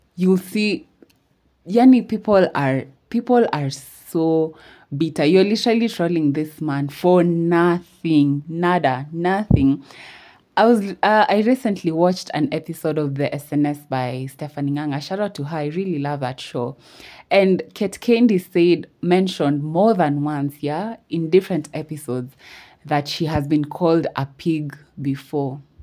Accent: Kenya; I'm from Kenya. I'm Kenyan

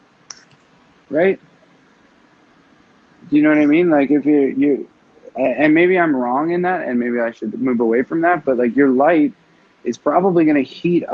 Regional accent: Canada; As a Canadian

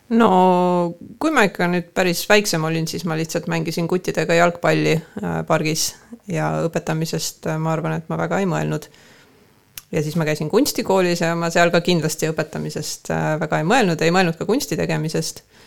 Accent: Tallinn, Harju County, Estonia; now in Põltsamaa, Estonia; mina ikkagi olen pärit äh, Kassisaba Aguli rajoonist

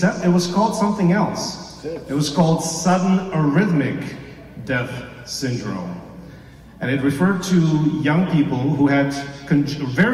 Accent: Toronto, Ontario, Canada; born or raised there; also born or lived in Czechoslovakia / Yugoslavia; now in British Columbia, Canada

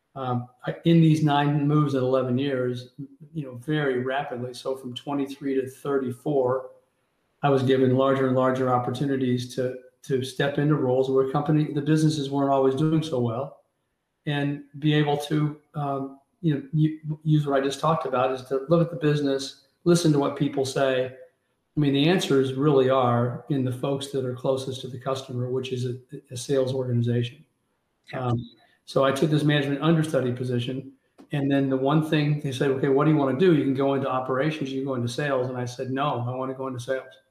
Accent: Kansas City, Missouri, United States; in Kansas City, Missouri, my hometown.

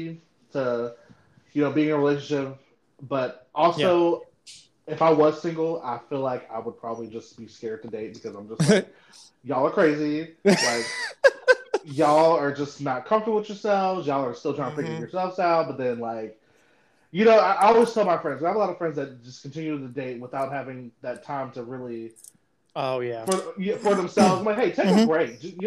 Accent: California, United States; now in Southeast Texas, United States; I'm actually from California.

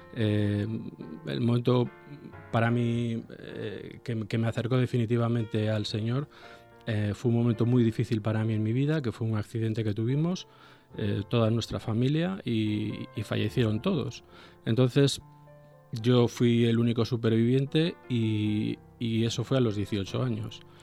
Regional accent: Vigo, Galicia, Spain; moved away as an adult; now in Bilbao, Spain; yo natural soy de Galicia, de una ciudad que se llama Vigo

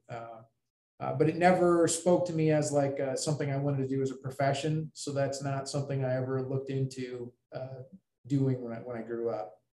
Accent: Ames, Iowa, United States; moved away as an adult; also born or lived in West Lafayette, Indiana; i grew up in ames iowa

